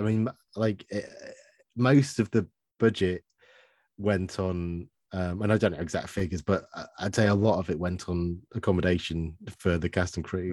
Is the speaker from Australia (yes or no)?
no; Stoke-on-Trent, West Midlands, United Kingdom; now in Worthing, United Kingdom; I got out of Stoke